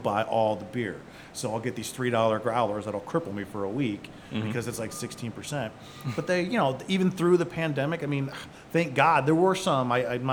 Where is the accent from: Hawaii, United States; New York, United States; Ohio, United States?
Ohio, United States; Akron; now in Cleveland, United States; I'm from Akron originally, and we'll go to see, like, my mom, who's still down there